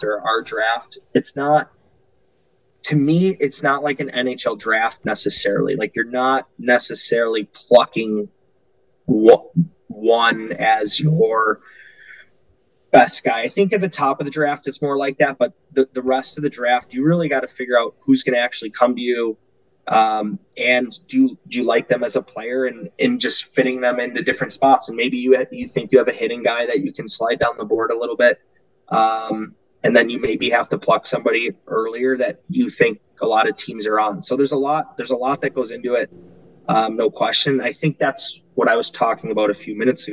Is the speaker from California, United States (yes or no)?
no; Chicago, Illinois, United States; now in Utica, United States; I'm originally from Chicago